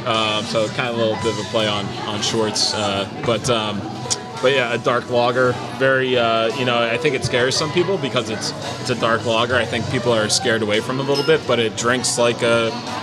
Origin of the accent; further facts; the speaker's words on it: Allentown, Pennsylvania, United States; I'm from Allentown.